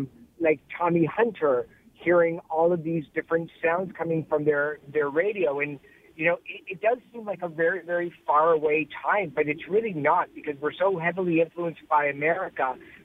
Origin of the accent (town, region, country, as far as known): Canada